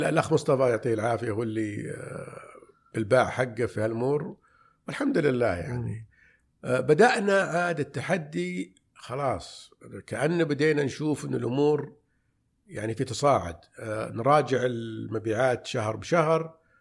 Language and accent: Arabic; Riyadh, Riyadh Province, Saudi Arabia; من مواليد الرياض عام 1377 يعني 1958 نشأت في في بالرياض